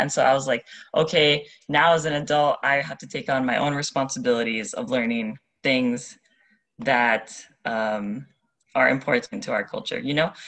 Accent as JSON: {"language": "English", "town": "Pearl City", "region": "Hawaii", "country": "United States", "tie": "born or raised there", "moved": "as an adult", "lives_now": "Moorea, French Polynesia", "said": "I'm born and raised in on the island of Oahu, in Pearl City, spent my whole life there until university, no, even after university"}